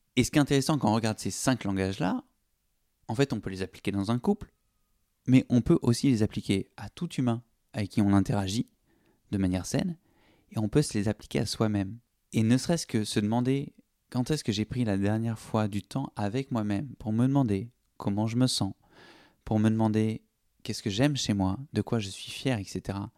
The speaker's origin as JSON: {"language": "French", "town": "Toulouse", "region": "Occitania", "country": "France", "said": "je suis de Toulouse"}